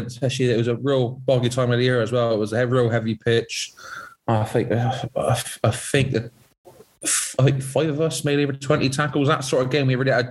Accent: Bristol, South West England, United Kingdom; I'm English, I'm Bristolian first.

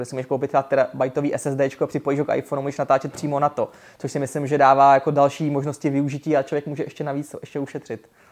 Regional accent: Czechia; jsem z České republiky

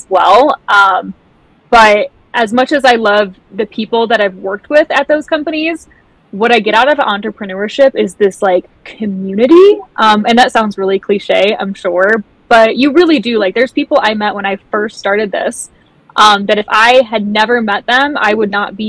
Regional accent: Michigan, United States; also born or lived in Costa Rica / Tahoe, California / Ventura, California; now in California, United States; originally, I'm actually from Michigan. I do live in California now

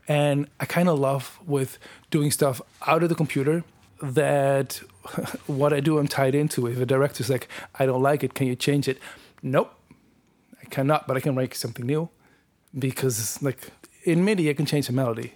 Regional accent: Netherlands; moved away as an adult; now in Toronto, Canada; I grew up in the Netherlands in um, a village like 30 kilometers outside of Amsterdam.

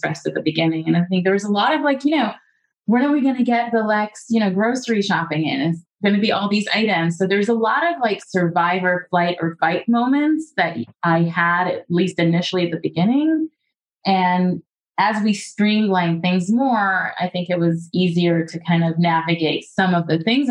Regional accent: United States; being American and being in America

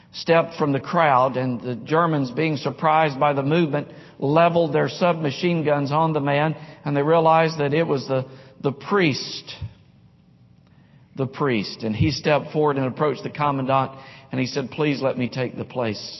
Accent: Nashville, Tennessee, United States; Growing up in Nashville in the 5th and 6th grade, played baseball all through school, all through high school, but when I was a kid, we'd play pickup baseball games in a cove, a cul-de-sac off of James Road, James Court in Nashville, West Nashville.

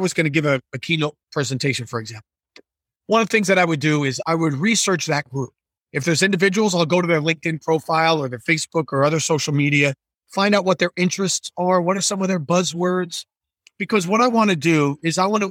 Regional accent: New Jersey, United States; I'm from New Jersey

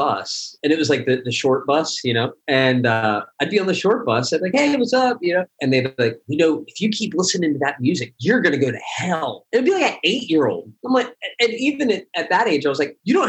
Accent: Philadelphia, Pennsylvania, United States; moved away as an adult; also born or lived in New York; growing up in Pennsylvania

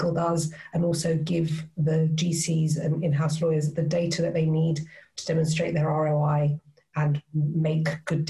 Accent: Cyprus; moved away as an adult; now in United Kingdom; because I was born and raised there, my mum's British, hence the accent. I was born and raised in Cyprus. And then I decided quite early on that it wasn't for me, it was too small, and I wanted to do something else. So I came to the UK.

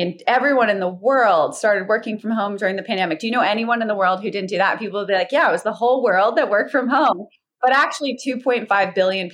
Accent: Alaska, United States; I grew up in Alaska

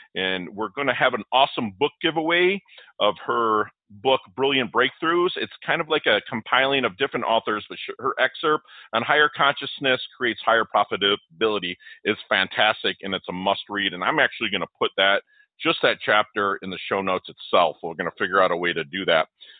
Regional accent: Detroit, Michigan, United States; now in Florida, United States; I'm from Detroit, and we moved down here to Florida.

